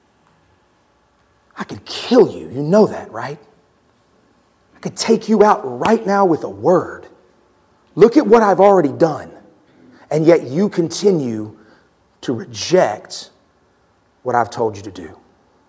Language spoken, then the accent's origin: English; Texas, United States; I've lived in Texas my whole life.